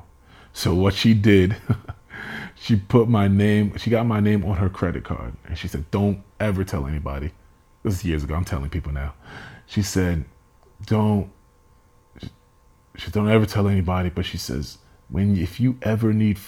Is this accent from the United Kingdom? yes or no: no; Nigeria; I am Nigerian, so I will talk about me being educated.